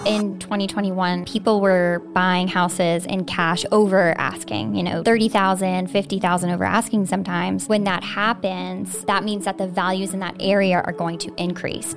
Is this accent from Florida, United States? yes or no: yes; Florida, United States; I myself am a native Floridian